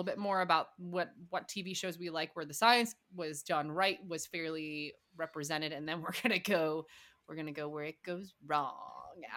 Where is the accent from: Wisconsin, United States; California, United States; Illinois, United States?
Wisconsin, United States; Milwaukee; I grew up in Milwaukee area. I grew up in the Milwaukee